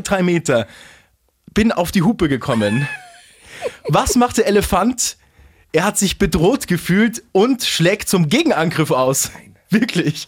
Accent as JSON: {"language": "German", "region": "Bavaria", "country": "Germany", "said": "hier bei uns in Bayern"}